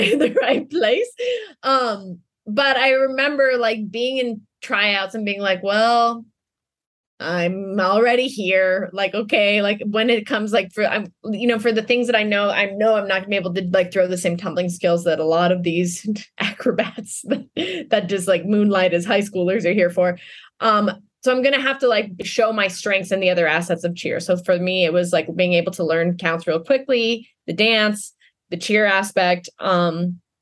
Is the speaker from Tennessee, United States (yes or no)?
no; Denver, Colorado, United States; I grew up in Denver